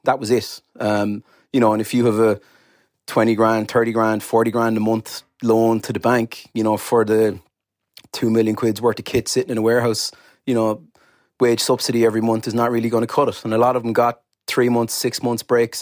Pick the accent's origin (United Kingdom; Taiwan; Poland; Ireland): Ireland; Cork, Munster; I'm from Cork